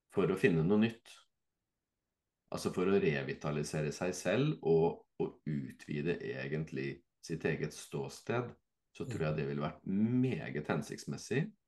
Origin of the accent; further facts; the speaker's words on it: Fredrikstad, Viken, Norway; så er jo jeg fra Fredrikstad